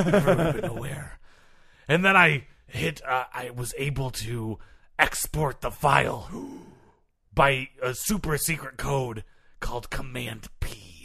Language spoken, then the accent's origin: English; Granville, Michigan, United States; Well, I grew up in Granville, Michigan.